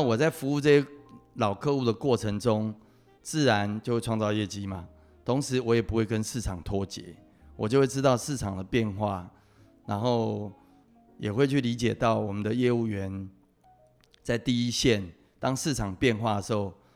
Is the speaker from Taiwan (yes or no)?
yes; Taipei, Taiwan; 我父亲是老欧啊，我是在三军总医院出生的